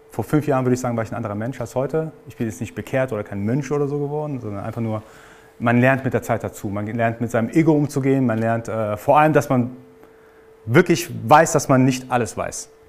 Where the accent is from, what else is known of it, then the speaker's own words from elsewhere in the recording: Iran; Also ich bin gebürtiger Iraner, ist nicht so, dass ich jetzt alles mitbekommen habe, sondern ich musste tatsächlich auch dafür arbeiten.